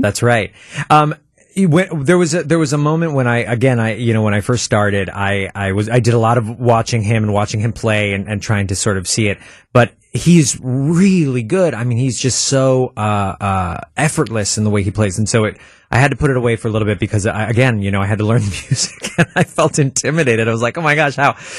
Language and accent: English; Milwaukee, Wisconsin, United States; I was born in Milwaukee and I spent the first two years of my life, uh, o, o, on National Avenue.